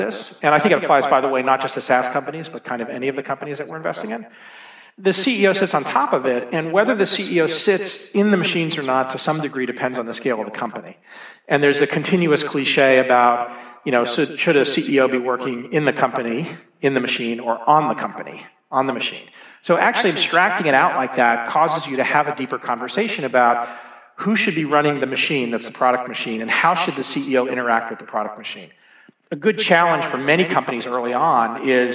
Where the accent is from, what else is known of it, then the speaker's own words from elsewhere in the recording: Dallas, Texas, United States; also born or lived in Boston; now in Boulder, United States; I grew up in Dallas, Texas